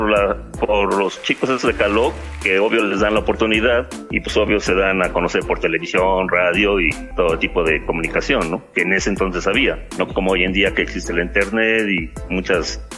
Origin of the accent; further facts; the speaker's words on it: Puebla, Mexico; Sí, yo vivo en el estado de Puebla, soy de México.